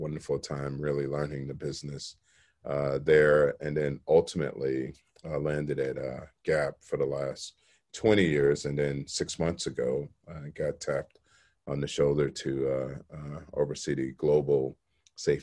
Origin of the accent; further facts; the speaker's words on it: Chicago, Illinois, United States; I grew up in Chicago